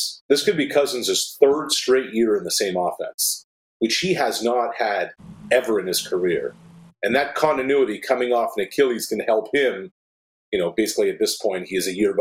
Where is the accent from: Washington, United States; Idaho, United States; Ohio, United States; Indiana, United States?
Washington, United States; Pullman; I was born in Pullman, Washington. So deep down I'm a Coug.